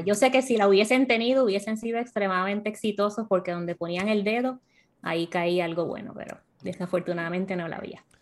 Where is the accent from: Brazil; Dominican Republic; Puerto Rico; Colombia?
Puerto Rico; moved away as an adult; also born or lived in Miami / North Carolina; now in United States; yo nací y crecí en Puerto Rico y a los 26 años se me dio la oportunidad de mudarme a Miami y luego a Carolina del Norte